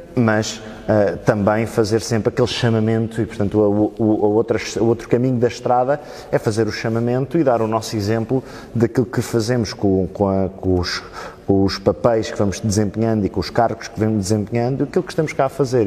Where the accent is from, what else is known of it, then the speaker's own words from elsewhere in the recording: Oeiras, Lisbon, Portugal; first language Portuguese; also born or lived in Italy; eu nasci cá, nasci em Oeiras em 1992